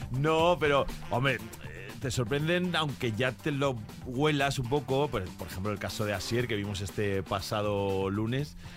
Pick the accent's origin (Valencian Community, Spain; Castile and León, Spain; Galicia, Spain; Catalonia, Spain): Valencian Community, Spain; Valencia; now in Madrid, Spain; De mi tierra, de Valencia